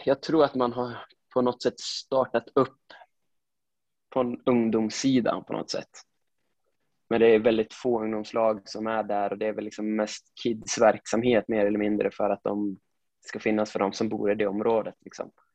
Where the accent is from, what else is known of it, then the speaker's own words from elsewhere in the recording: Sundsvall, Västernorrland County, Sweden; now in Gothenburg, Sweden; jag är född och uppvuxen i Sundsvall. Eh, jag är ju från Granlo, det är en liten